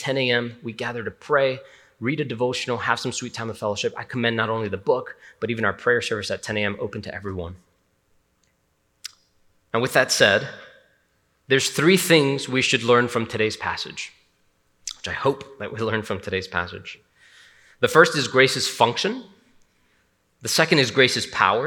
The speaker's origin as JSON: {"language": "English", "town": "Hialeah", "region": "Florida", "country": "United States", "said": "I'm from Hialeah, Miami."}